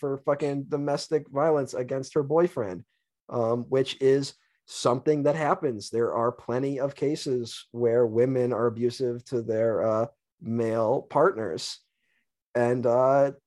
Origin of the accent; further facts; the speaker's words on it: Syracuse, New York, United States; filmed in my hometown